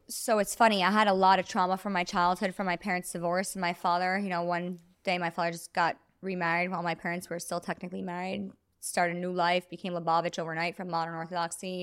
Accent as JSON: {"language": "English", "town": "New York City", "region": "New York", "country": "United States", "said": "I am from Brooklyn, New York, Jewish community, um, sixth generation New Yorker"}